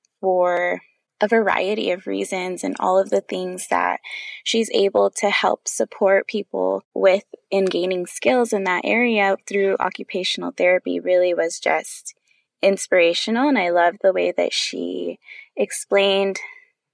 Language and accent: English; California, United States; now in Maryland, United States; I'm originally from California